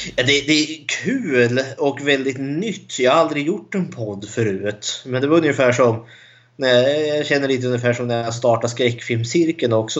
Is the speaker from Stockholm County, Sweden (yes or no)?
no; Eskilstuna, Södermanland, Sweden; Jag är också född och uppvuxen i Eskilstuna.